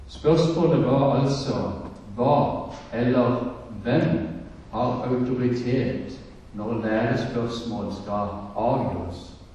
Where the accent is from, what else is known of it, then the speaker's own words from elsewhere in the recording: Søgne, Agder, Norway; Men egentlig så kommer jeg fra Søgne, og det er det kanskje ingen som hører. Dette har bodd så mange andre steder.